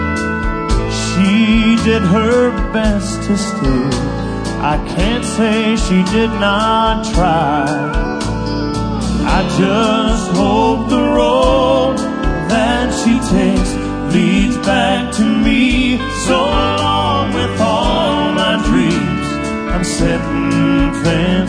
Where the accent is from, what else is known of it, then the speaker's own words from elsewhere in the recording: Roscommon, Michigan, United States; moved away; Roscommon, Michigan is my hometown